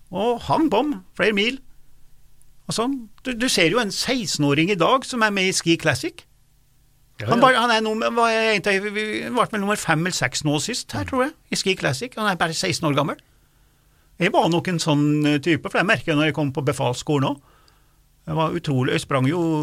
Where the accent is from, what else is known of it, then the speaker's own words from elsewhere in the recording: Dombås, Innlandet, Norway; moved away; der jeg vokste opp, på Dombås